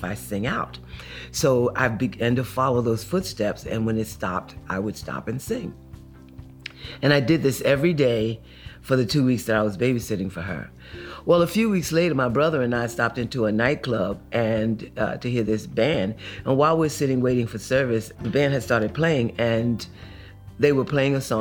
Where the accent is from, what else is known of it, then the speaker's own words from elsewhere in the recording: Newark, New Jersey, United States; I grew up in Newark, New Jersey, and we were poor, quite poor